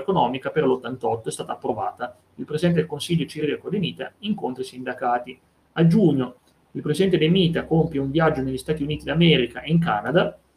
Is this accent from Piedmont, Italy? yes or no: yes; Vercelli area, Piedmont, Italy; delle mie parti, quella di Enrico Fermi di Trino, Vercellese